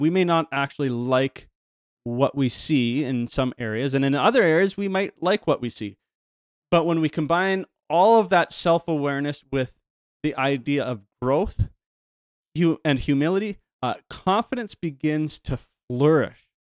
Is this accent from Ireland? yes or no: no; Canada; I'm Canadian.